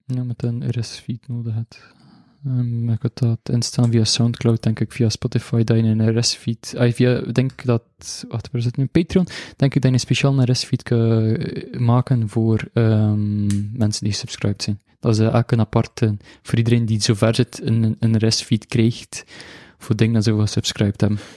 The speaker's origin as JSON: {"language": "Dutch", "country": "Belgium", "accent": "mix of the coast", "said": "Ik ben van België en ik, en ik spreek Nederlands en Frans"}